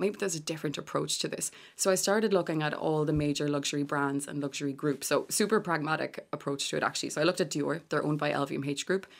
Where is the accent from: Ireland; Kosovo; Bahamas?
Ireland; Galway, Connacht; I'm from Galway